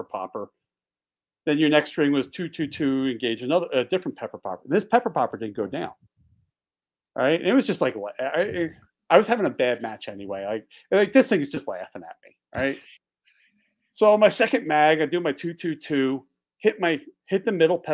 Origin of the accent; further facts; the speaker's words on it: outside Philadelphia, Pennsylvania, United States; also born or lived in Delaware; now in Montana, United States; I grew up outside Philly.